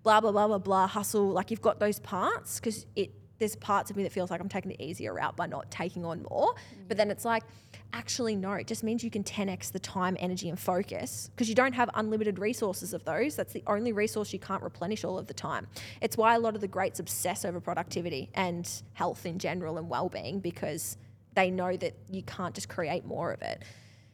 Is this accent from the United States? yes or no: no; Australia; I'm Australian enough